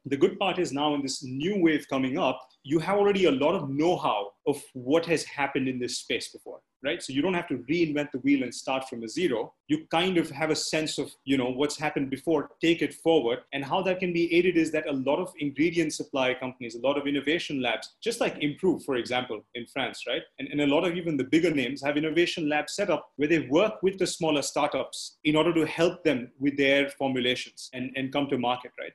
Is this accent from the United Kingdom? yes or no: no; India; being an Indian